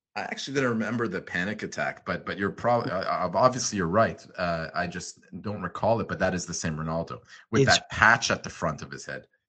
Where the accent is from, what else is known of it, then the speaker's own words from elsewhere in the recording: Ottawa, Ontario, Canada; also born or lived in Montreal / Los Angeles; now in Toronto, Canada; I was born in uh, Montreal, good old Montreal. Unfortunately, I was only there for two months. It seemed uh, like a very fun place to be later in life, but I, I moved to Ottawa with my family